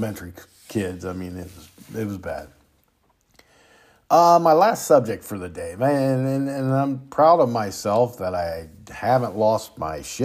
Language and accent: English; United States; as American people